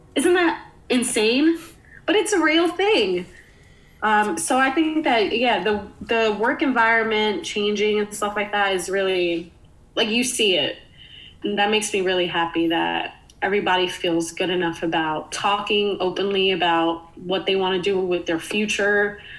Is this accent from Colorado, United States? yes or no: no; New York City, New York, United States; moved away as an adult; now in Philadelphia, United States; me growing up in the Bronx